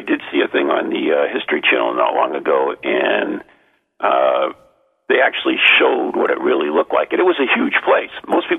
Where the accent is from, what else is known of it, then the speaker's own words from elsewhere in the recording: New England, United States; I'm from New England